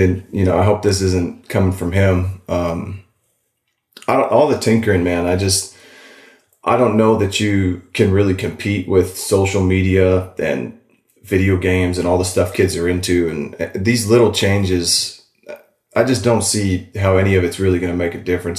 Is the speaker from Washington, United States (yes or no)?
yes; Walla Walla, Washington, United States; moved away as an adult; also born or lived in Seattle; I'm out in Walla Walla, my hometown